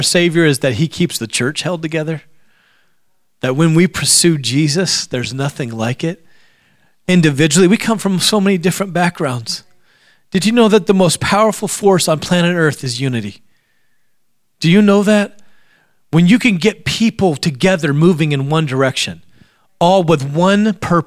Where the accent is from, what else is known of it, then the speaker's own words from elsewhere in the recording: Alaska, United States; I grew up in Alaska